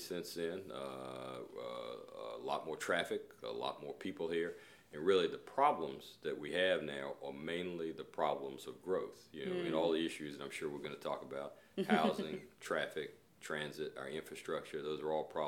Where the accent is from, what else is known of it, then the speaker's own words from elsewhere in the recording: Raleigh, North Carolina, United States; I was born and raised in Raleigh. I grew up here in the 1970s